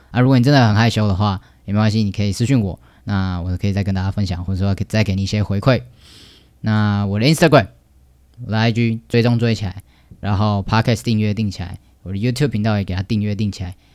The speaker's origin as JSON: {"language": "Chinese", "region": "Taoyuan", "country": "Taiwan", "tie": "born or raised there", "said": "来自我家乡，有最棒的桃园"}